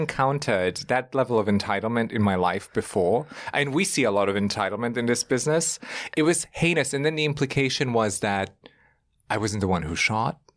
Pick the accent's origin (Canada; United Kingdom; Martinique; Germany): Germany; now in New York, United States; I grew up in Germany. We're very formal in the way that we communicate